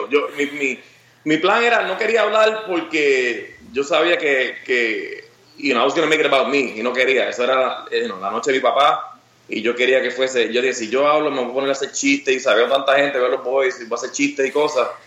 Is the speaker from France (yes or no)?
no; Peru; now in United States; Ah, de Perú.